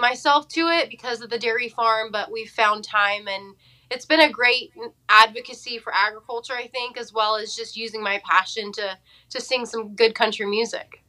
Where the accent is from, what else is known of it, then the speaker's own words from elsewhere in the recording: Fresno, California, United States; moved away as an adult; now in Nashville, United States; born and raised in Fresno, California